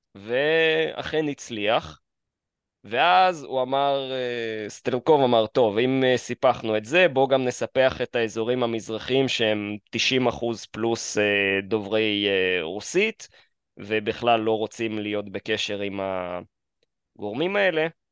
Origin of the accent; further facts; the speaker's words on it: Kyiv, Ukraine; now in Israel; נולדתי בעיר קייב